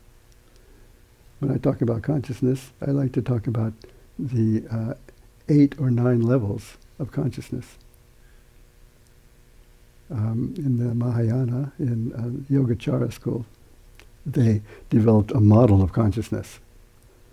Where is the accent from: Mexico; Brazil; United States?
United States; we're Americans